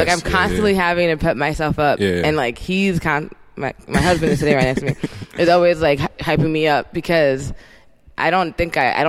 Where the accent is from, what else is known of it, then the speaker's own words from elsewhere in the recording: Somerset County, New Jersey, United States; moved away as an adult; also born or lived in Washington, D.C. / Harlem, New York City / San Francisco Bay Area; I grew up in New Jersey.